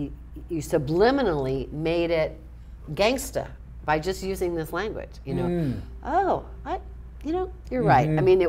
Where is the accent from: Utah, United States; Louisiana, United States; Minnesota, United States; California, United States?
Louisiana, United States; New Orleans; And I pride myself as a New Orleans girl that I have so much serendipity in my life. I was born in New Orleans, and I just have a knack of being at the right place at the right time